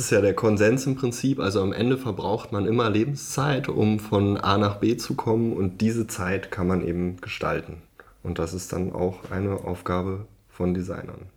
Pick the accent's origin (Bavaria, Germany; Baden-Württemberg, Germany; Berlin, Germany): Berlin, Germany; ich komme aus Berlin